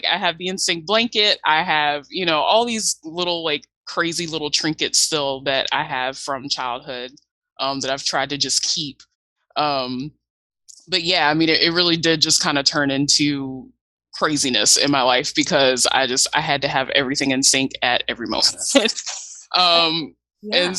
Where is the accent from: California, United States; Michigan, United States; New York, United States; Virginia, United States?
Virginia, United States; I'm from Virginia